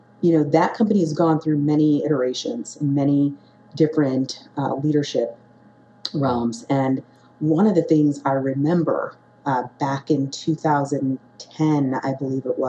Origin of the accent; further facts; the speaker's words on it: Chicago, Illinois, United States; Chicago is my hometown